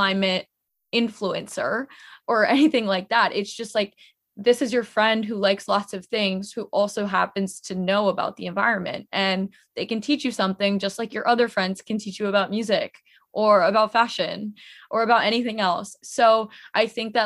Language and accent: English; United States; being Indian American